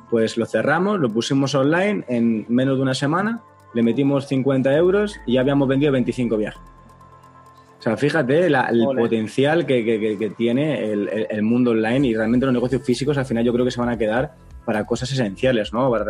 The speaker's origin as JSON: {"language": "Spanish", "country": "Panama", "said": "por lo menos en mi país, que es Panamá, vamos arriba, tenemos que ir a visitar Panamá"}